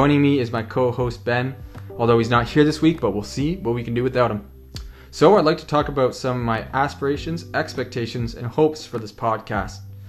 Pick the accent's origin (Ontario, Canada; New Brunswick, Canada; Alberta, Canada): Ontario, Canada; Parkhill; moved away as an adult; also born or lived in London, Ontario; now in Gulf Islands, Canada; I'm originally from Park Hill, Ontario